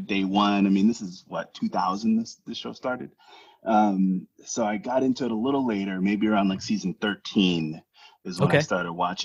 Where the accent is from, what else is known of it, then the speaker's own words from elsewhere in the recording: New Jersey, United States; moved away as an adult; now in Providence, United States; I am from New Jersey. That's where I grew up. But right now living out in Providence, Rhode Island